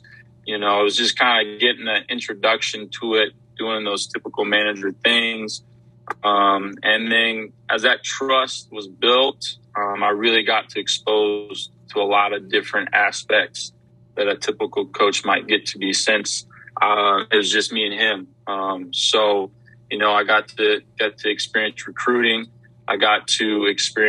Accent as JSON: {"language": "English", "region": "Wyoming", "country": "United States", "tie": "born or raised there", "moved": "as an adult", "lives_now": "Louisiana, United States", "said": "born and raised in Wyoming, I was ready to get out of the state of Wyoming"}